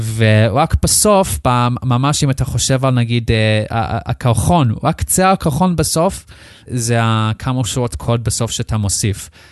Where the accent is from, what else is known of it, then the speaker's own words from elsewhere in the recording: Australia; Hebrew is a second language; moved away as an adult; now in Israel; אני במקום מחוץ לארץ, אה, מאוסטרליה. נולדתי שם, גדלתי שם. בגיל 18 החלטתי לעלות לארץ לבד